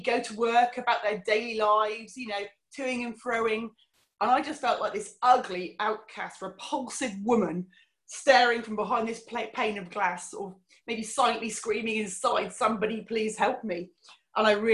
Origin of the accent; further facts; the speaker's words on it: Cornwall, South West England, United Kingdom; also born or lived in Fife, Scotland; So I was born in Scotland, came back to Cornwall when I was about 2 years old, and had a really, really lovely childhood.